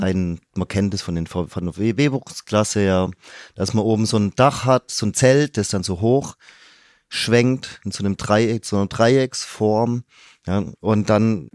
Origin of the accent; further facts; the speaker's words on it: Stuttgart, Baden-Württemberg, Germany; als ganz gebürtiger Stuttgarter